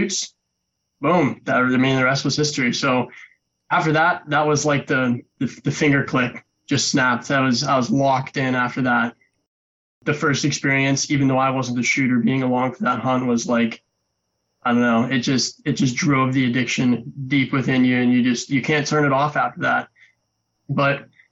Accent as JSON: {"language": "English", "region": "Western Pennsylvania", "country": "United States", "tie": "born or raised there", "said": "I'm from Western Pennsylvania, born and raised here"}